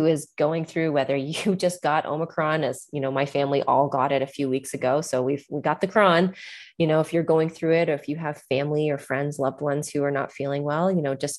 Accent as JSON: {"language": "English", "country": "Canada", "tie": "born or raised there", "also_born_or_lived": "New York", "moved": "yes", "lives_now": "Costa Rica", "said": "growing up in Canada"}